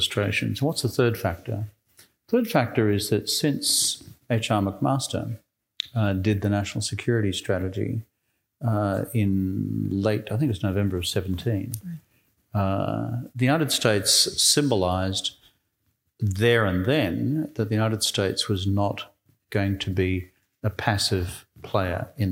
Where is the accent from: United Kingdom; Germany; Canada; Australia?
Australia; moved away as an adult; I'm an Australian